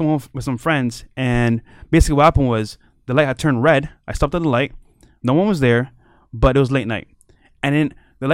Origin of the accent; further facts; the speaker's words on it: Barbados; now in Miami, United States; I'm from Barbados, so I'm a small island kid here in Miami.